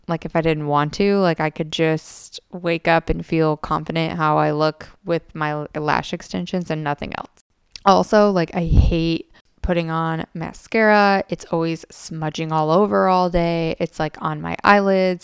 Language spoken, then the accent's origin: English; United States; as an American